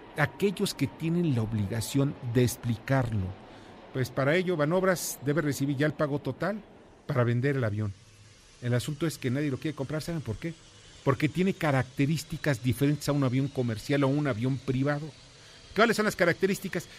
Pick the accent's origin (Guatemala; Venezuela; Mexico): Mexico